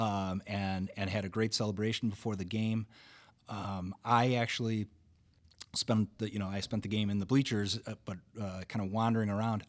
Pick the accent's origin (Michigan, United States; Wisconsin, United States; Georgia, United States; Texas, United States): Wisconsin, United States; Wauwatosa; I grew up in Wauwatosa